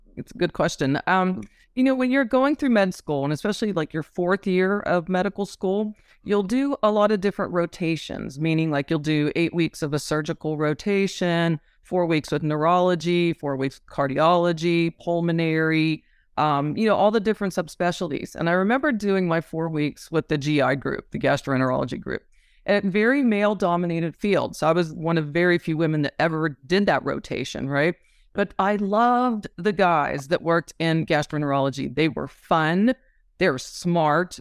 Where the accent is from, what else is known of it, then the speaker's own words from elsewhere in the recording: Pittsburgh, Pennsylvania, United States; moved away as an adult; also born or lived in Italy / Philadelphia; now in San Diego, United States; I grew up in Pittsburgh mainly